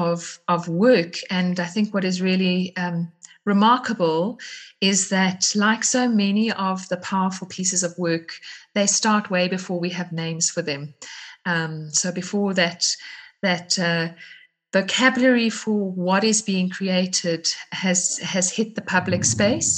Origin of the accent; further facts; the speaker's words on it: South Africa; I'm from South Africa